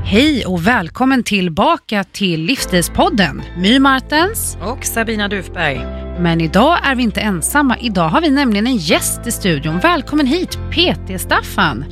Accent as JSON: {"language": "Swedish", "region": "Kalmar County", "country": "Sweden", "said": "Jag är ju från grannön, Öland"}